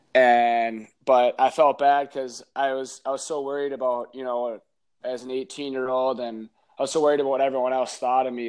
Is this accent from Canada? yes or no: no; Stillwater, Minnesota, United States; play for my hometown, uh, Stillwater, that I grew up